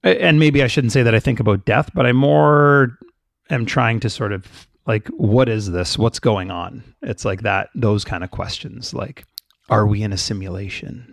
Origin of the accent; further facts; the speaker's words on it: Canada; My family's Jamaican. I grew up in Canada.